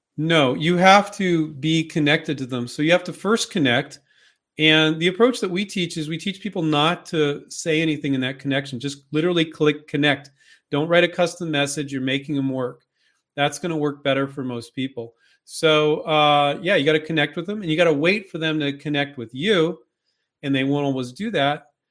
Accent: California, United States; I grew up in California

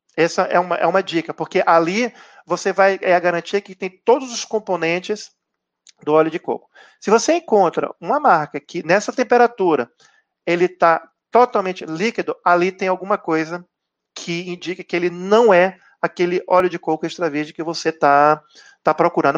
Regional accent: Bahia, Brazil; eu sou baiano

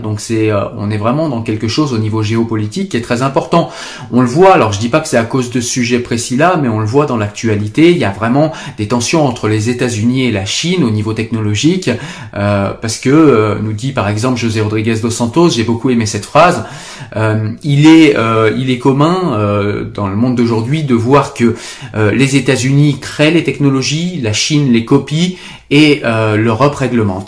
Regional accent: France; chez nous en France

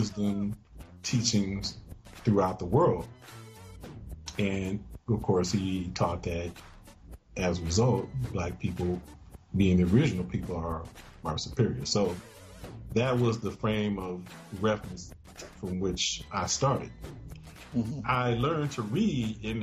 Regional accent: Chicago, Illinois, United States; I was born in Chicago, Illinois.

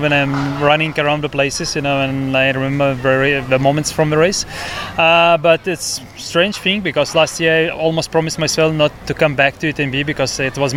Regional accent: Lithuania; I'm from Lithuania

